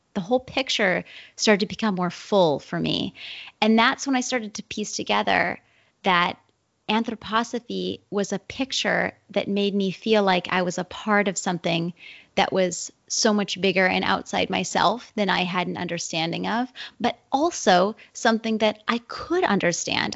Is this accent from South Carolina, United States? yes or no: no; Wilton, New Hampshire, United States; moved away as an adult; I moved back to my hometown, which is Wilton, New Hampshire.